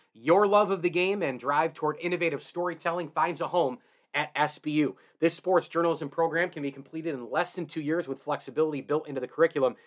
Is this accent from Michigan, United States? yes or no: no; Central New York, United States; I grew up in Central New York. I reside here now